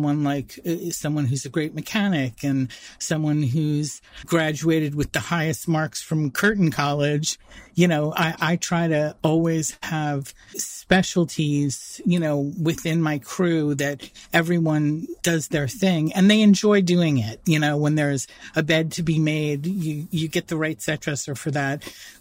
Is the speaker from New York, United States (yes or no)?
yes; New York City, New York, United States; I grew up in born and bred in Manhattan